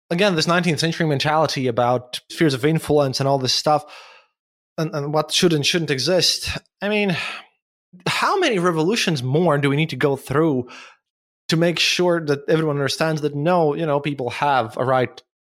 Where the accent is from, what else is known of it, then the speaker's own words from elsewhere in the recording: Latvia; English is a second language; But you're from Ireland, and I'm from Latvia